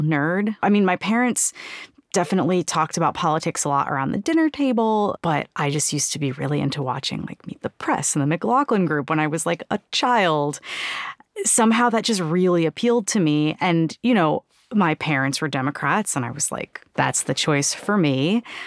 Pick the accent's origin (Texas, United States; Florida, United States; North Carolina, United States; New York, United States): New York, United States; New York City; Growing up in New York City in, like, super progressive, very radical kind of circles